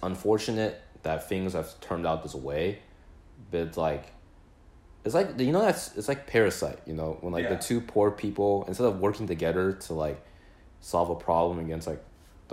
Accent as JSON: {"language": "English", "town": "Plano", "region": "Texas", "country": "United States", "moved": "yes", "said": "we're from Plano"}